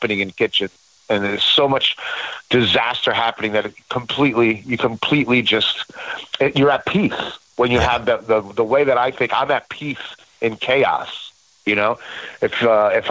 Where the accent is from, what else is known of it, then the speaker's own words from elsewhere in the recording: Passaic, New Jersey, United States; also born or lived in New York; I grew up in Passaic, New Jersey.